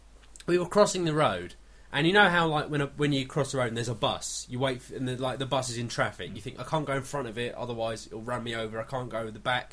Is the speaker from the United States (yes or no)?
yes; United States; Diet Coke. We're American.